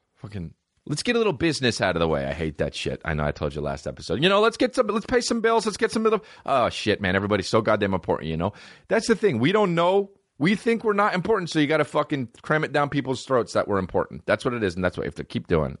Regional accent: East Coast, United States; I'm from the East Coast

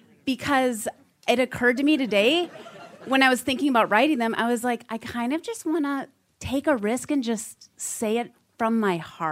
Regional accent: Milwaukee, Wisconsin, United States; And we're actually here from Milwaukee to elope on Saturday.

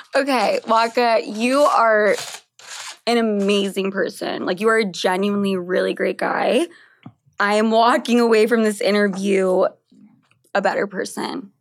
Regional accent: Argentina; I'm from Argentina

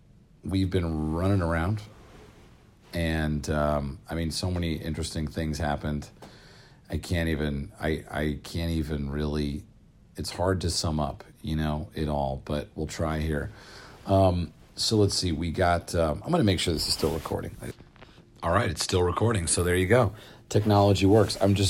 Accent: New Jersey, United States; now in Los Angeles, United States; growing up in New Jersey

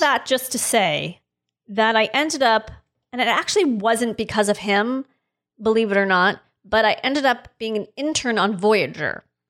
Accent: Los Angeles, California, United States; I grew up in North Hollywood, which is, for those outside of the city, is very, very close to Van Nuys

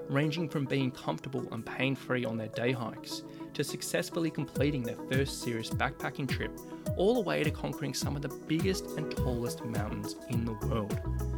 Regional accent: Sydney, New South Wales, Australia; my hometown of Sydney, Australia

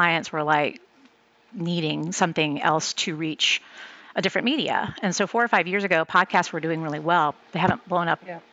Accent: San Antonio, Texas, United States; moved away; I'm originally from San Antonio

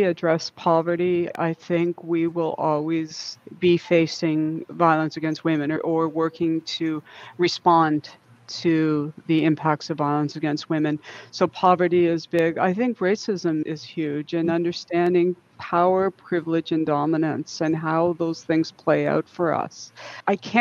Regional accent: Simcoe County, Georgian Bay, Ontario, Canada; moved away as an adult; also born or lived in Lethbridge, Alberta / Northwest Territories; come back to my home, which is Simcoe County, which is Georgian Bay

